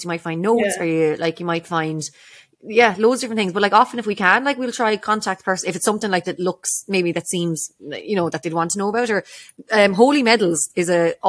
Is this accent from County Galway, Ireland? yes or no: yes; Ardrahan, County Galway, Ireland; also born or lived in Dublin / Spiddal; we lived in, went from Dublin to Spittle, and then we'd be out in Granny's in Ardrahan every weekend